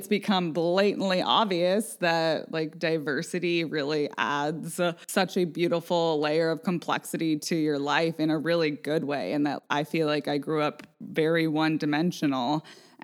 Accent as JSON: {"language": "English", "town": "Vashon", "region": "Washington", "country": "United States", "tie": "born or raised there", "said": "growing up on Vashon, it compounds it because we were a mostly white community"}